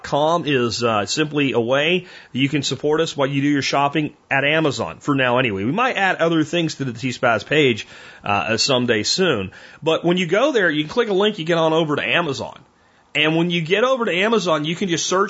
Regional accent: Pennsylvania, United States; moved away; I grew up in Pennsylvania, at least the best part of my growing up

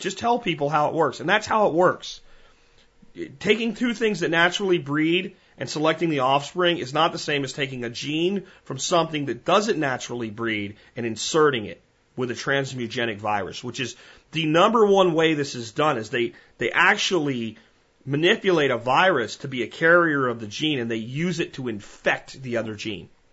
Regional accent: Texas, United States; as a Texan

